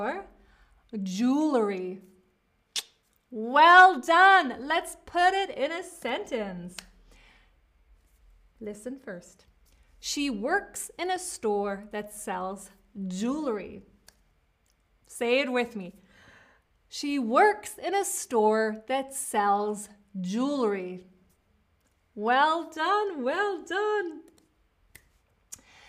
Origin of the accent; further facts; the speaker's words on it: United States; accent: American; now in Berlin, Germany; I am speaking with an American accent. I'm speaking with an American accent.